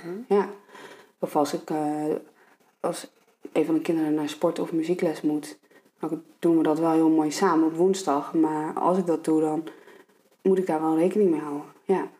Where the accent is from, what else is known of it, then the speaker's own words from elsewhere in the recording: Ede, Gelderland, Netherlands; moved away; ik kom dus uit Ede